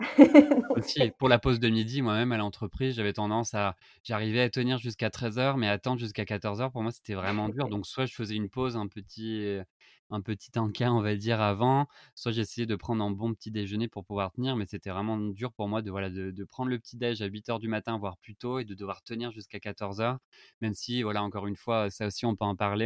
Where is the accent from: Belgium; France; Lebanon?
France; moved away as an adult; now in Madrid, Spain; nous en tant que Français